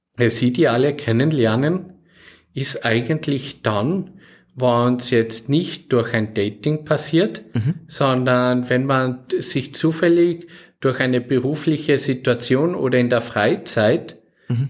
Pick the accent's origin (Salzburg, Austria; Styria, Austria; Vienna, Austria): Salzburg, Austria; now in Oberalm, Austria; ich bin aus Salzburg Stadt her